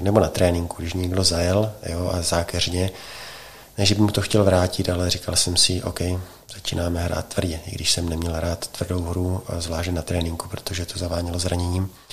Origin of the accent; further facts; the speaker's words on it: Czechia; jsem Čech